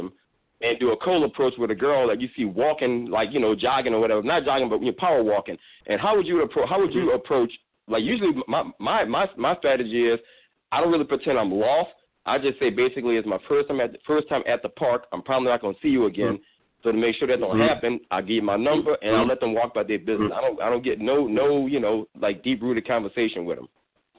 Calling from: New Orleans, Louisiana, United States; Yeah, I'm calling from New Orleans, man. My son is a big fan of yours.

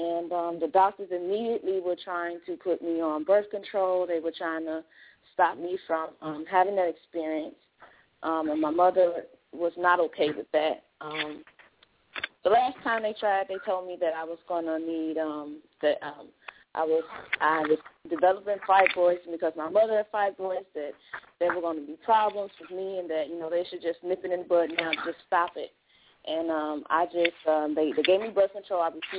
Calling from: Chicago, Illinois, United States; from Chicago.

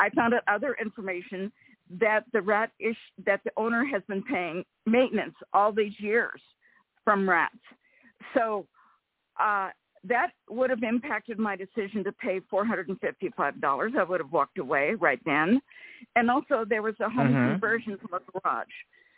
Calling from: Rancho Cordova, California, United States; from Rancho Cordova.

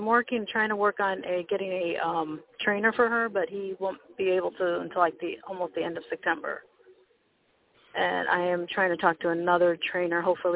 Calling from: Merrillville, Indiana, United States; I'm calling from Maryville, Indiana.

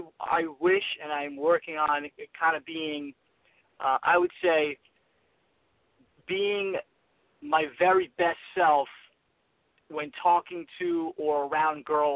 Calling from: New York, United States; I'm calling from New York.

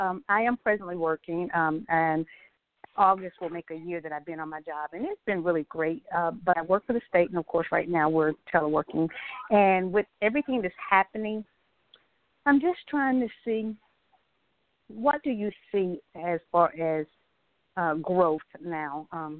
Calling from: Atlanta, Georgia, United States; I'm calling from Atlanta, Georgia.

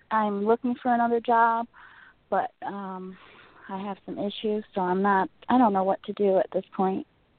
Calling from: Rockford, Illinois, United States; I'm calling from Rockford.

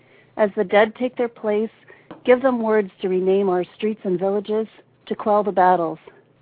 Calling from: Brunswick, Maine, United States; I'm from Brunswick, Maine.

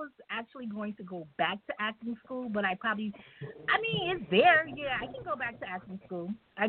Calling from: New York, United States; I'm calling from New York.

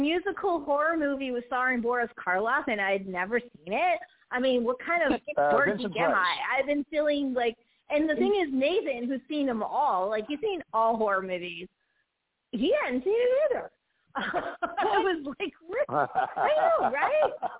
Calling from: Greensboro, North Carolina, United States; I'm calling from North Carolina, in Greensboro to be exact.

